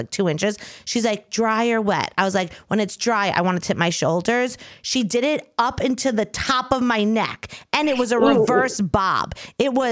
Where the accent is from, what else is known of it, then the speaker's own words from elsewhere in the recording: Long Island, New York, United States; now in New York City, United States; I'm from Long Island.